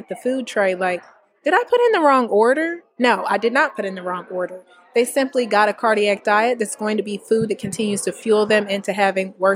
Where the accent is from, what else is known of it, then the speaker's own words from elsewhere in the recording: Indianapolis, Indiana, United States; moved away as an adult; also born or lived in North Carolina / Kentucky / Maryland; I'm actually born and raised in Indiana